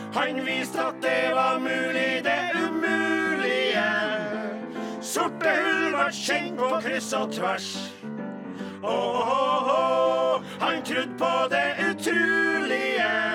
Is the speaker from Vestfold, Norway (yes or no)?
no; Trøndelag, Norway; jeg er jo bare nordtrønder, eller trønder